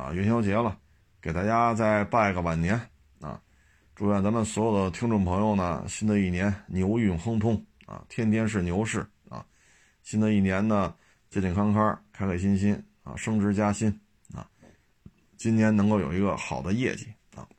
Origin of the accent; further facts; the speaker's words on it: Beijing, China; 我们北京人叫不上班去，好家伙！我说这他妈真给北京人丢脸啊！